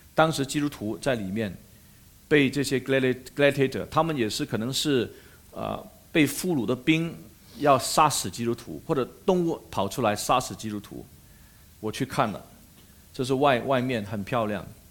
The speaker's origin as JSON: {"language": "Chinese", "country": "Malaysia", "said": "我是马来西亚人"}